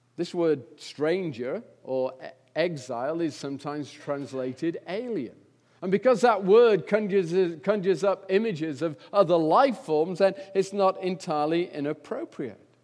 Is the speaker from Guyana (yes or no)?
no; England, United Kingdom; I'm English